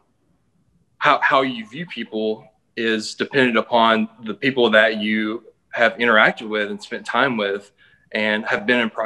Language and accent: English; Columbus, Mississippi, United States; moved away as an adult; now in Atlanta, United States; I moved from Mississippi, where I grew up in a small town called Columbus, to Atlanta